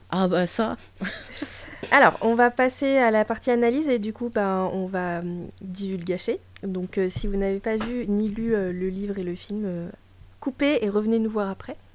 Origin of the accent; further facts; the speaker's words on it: Russia; Euh, je suis russe.